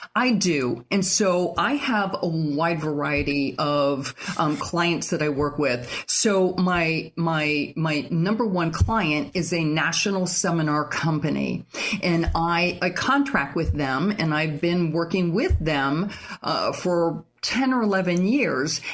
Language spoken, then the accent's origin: English; Michigan, United States; moved away as an adult; also born or lived in Fort Lauderdale, Florida; now in St. Augustine, United States; I grew up in Michigan. I went to college in Michigan.